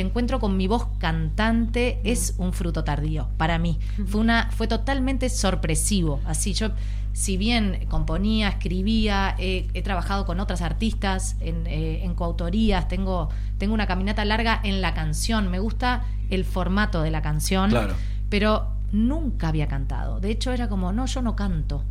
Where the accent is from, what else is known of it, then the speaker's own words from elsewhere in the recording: Uruguay; Soy uruguaya